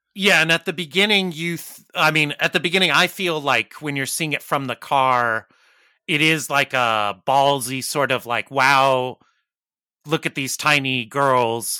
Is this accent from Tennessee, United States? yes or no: no; Arizona, United States; moved away; I'm originally from Arizona